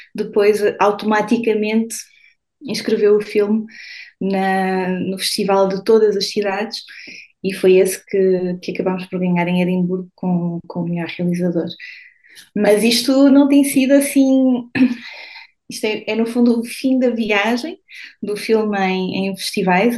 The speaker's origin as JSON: {"language": "Portuguese", "town": "São Martinho de Anta", "region": "Norte", "country": "Portugal", "tie": "born or raised there", "also_born_or_lived": "Vila Real / Porto / Lisbon", "moved": "as an adult", "lives_now": "Paris, France", "said": "eu vivi em Portugal a minha vida toda, eu estudei em Portugal, eu, eu, eu venho de São Martinho de Anta, uh, e, uh, mas fui sempre vivendo em cidades um bocadinho maiores"}